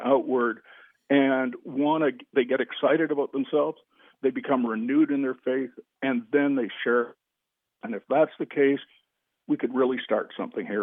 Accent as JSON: {"language": "English", "country": "Canada", "said": "I'm a Canadian"}